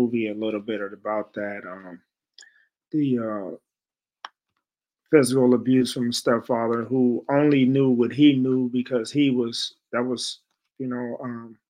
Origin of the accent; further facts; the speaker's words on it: San Francisco, California, United States; also born or lived in Chicago; growing up in San Francisco, we came from Chicago to San Francisco